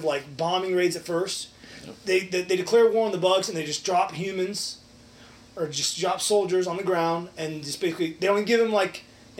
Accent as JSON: {"language": "English", "region": "Ohio", "country": "United States", "tie": "born or raised there"}